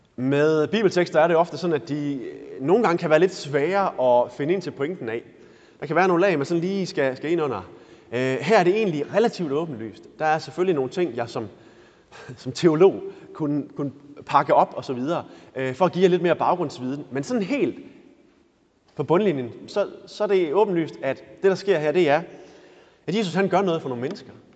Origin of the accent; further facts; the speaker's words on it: Denmark; vi er danskere